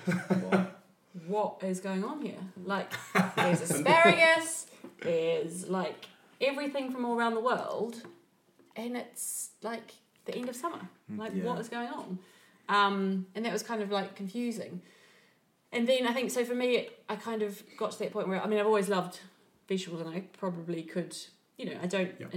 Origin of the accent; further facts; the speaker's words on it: New Zealand; moved away; When I was growing up in New Zealand is so small, so isolated that we had to eat seasonally